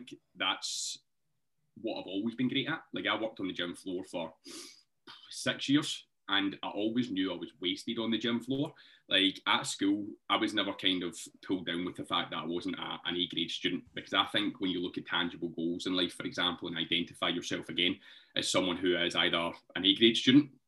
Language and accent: English; Scotland, United Kingdom; accent: Scottish; the Scottish accent